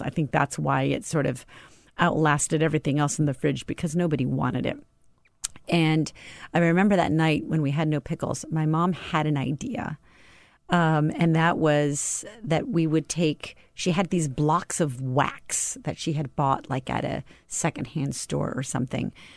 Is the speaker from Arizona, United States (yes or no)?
yes; Tucson, Arizona, United States; I grew up in Tucson, Arizona.